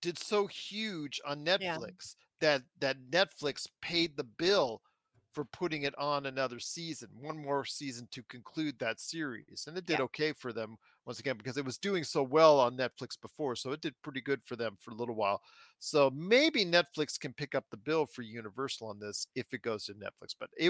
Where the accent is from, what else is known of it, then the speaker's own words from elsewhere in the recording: Canada; as a Canadian and a proud Canadian